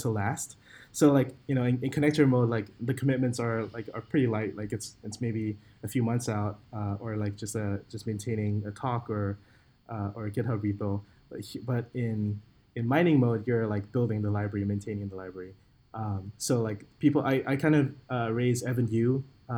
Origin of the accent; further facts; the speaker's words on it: Singapore; I'm from Singapore